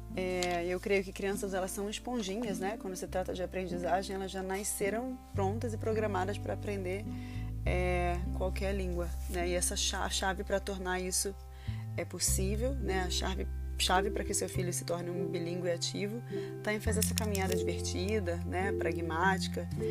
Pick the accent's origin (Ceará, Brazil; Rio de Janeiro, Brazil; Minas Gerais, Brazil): Rio de Janeiro, Brazil; now in London, United Kingdom; eu sou Carioca em London